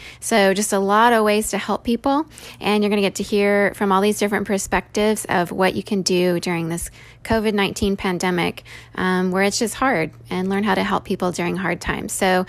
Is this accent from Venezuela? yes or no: yes; Venezuela; also born or lived in Indonesia / Singapore; I grew up in Venezuela to parents who left the US to go make a difference in the world and raised me to do so too.